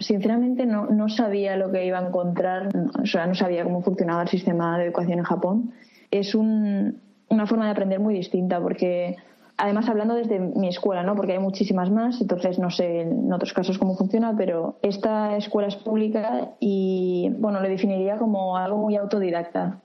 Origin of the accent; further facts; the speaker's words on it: Reus, Catalonia, Spain; moved away as an adult; also born or lived in Barcelona; now in Tokyo, Japan; nací en Reus